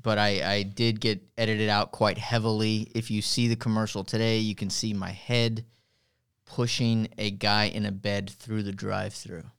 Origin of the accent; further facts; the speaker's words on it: Harlingen, Texas, United States; also born or lived in Chicago, Illinois; I'm from Harlingen, Harlingen Cardinal